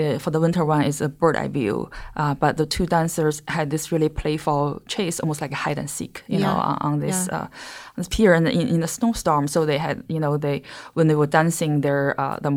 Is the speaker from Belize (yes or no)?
no; China; English is a second language; moved away; I'm from China